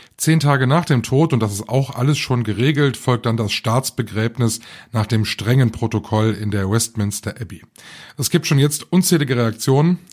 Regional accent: North Rhine-Westphalia, Germany; bei uns in NRW

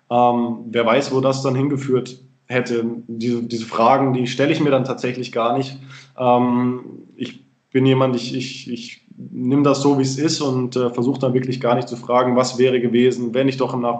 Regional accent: Freiburg, Baden-Württemberg, Germany; auch wieder nach Freiburg in meine Heimat gezogen bin.

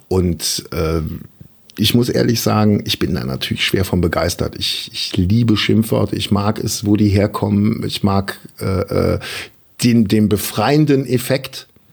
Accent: Germany; als Deutscher

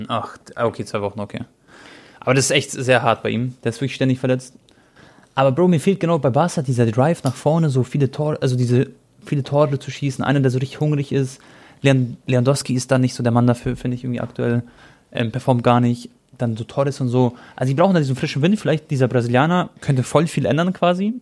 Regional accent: Croatia; ich bin Kroate

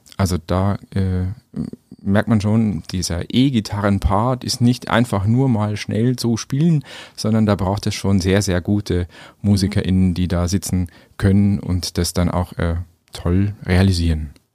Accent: Schwandorf district, Upper Palatinate, Bavaria, Germany; also born or lived in Munich / Nuremberg / Vienna; Ich bin selber Oberpfälzer, komme aus dem Landkreis Schwandorf

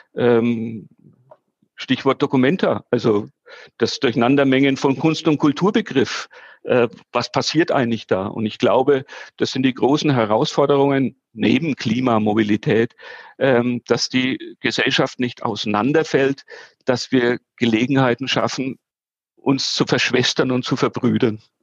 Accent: Nuremberg, Bavaria, Germany; also born or lived in Fürth; ich bin im Nürnberger Westend groß geworden

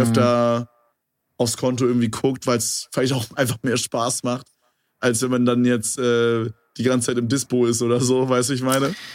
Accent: Berlin, Germany; bei uns in Berlin

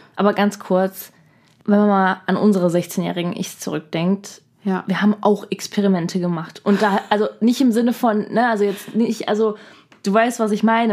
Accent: Germany; bei uns in Deutschland

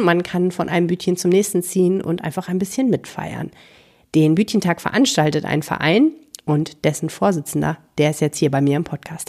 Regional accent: Hamburg, Germany; now in Düsseldorf, Germany; Ich bin ja Hamburger sozialisiert, bei mir heißt das Kiosk

